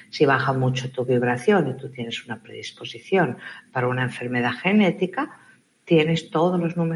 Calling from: Argentina

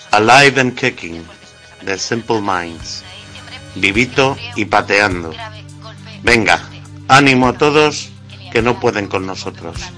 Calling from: Arganda, Community of Madrid, Spain; Hola, familia. Mira … de Arganda.

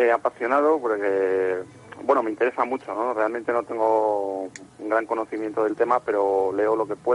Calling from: Madrid, Community of Madrid, Spain; Pues llamo de Mira Sierra

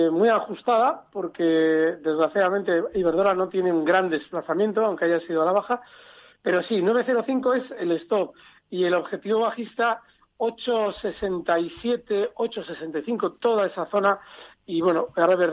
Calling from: Valencia, Valencian Community, Spain; Buenos días, soy … de Valencia y esto es una pregunta para Alberto Iturralde.

